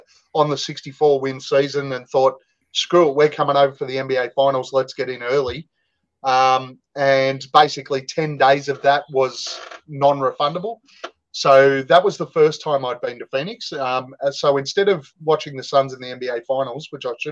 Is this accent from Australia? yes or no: yes; Australia; we're Australian.